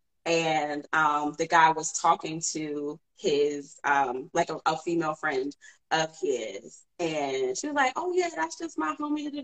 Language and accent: English; Cleveland, Ohio, United States; I'm from Cleveland.